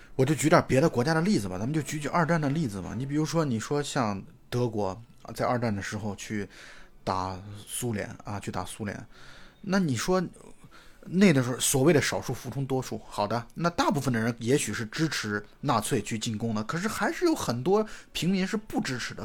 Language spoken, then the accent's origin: Chinese; China; 我们中国人的视角